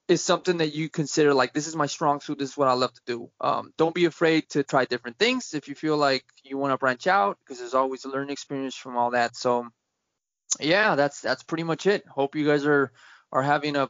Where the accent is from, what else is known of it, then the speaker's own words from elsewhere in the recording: United States; I'm an American.